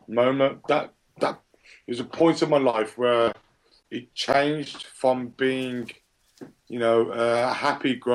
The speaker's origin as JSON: {"language": "English", "town": "Birmingham", "region": "West Midlands", "country": "United Kingdom", "tie": "born or raised there", "moved": "yes", "said": "originally, I was born and raised in Birmingham, UK"}